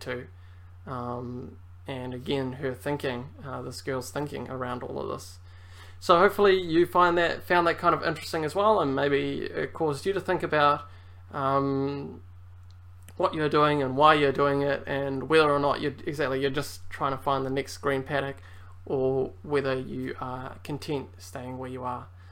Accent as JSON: {"language": "English", "country": "New Zealand", "tie": "born or raised there", "also_born_or_lived": "Germany", "said": "I guess New Zealand is my home country more so than Europe or Germany, um, even though that's where I was born"}